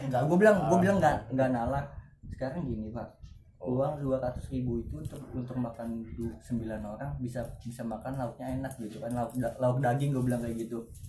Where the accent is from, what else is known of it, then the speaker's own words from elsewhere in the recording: South Tangerang, Banten, Indonesia; dari Tangsel